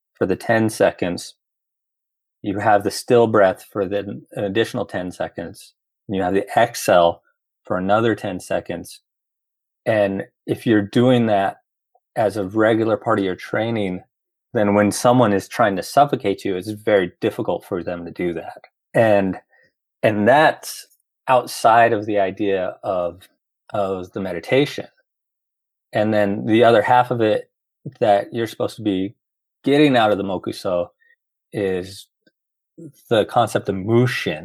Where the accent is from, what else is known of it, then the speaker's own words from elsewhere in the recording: Roswell, New Mexico, United States; moved away as an adult; also born or lived in Los Angeles; born and raised in Roswell